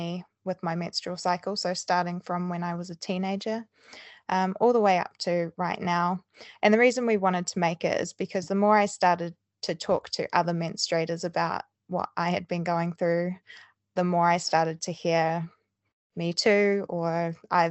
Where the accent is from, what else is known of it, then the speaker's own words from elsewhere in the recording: New Zealand; moved away as an adult; now in Bristol, United Kingdom; I'm originally from New Zealand, so that's where my accent's from